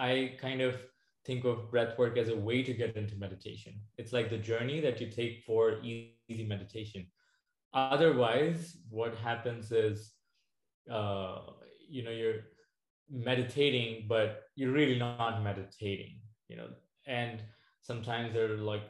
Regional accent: New Delhi, Delhi, India; moved away as an adult; now in Arizona, United States; I did grow up in India and I moved to the US in 2012.

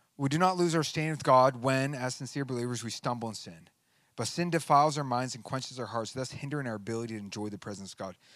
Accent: United States; I'm a Christian before I'm an American

